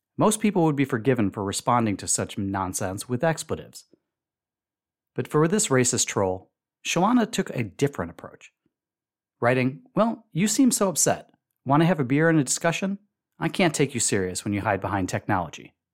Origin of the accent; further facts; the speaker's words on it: Chicago, Illinois, United States; moved away; my hometown of Chicago.